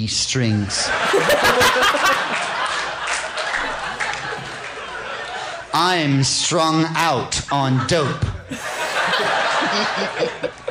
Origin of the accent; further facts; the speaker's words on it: Princeton, New Jersey, United States; I grew up in Princeton, New Jersey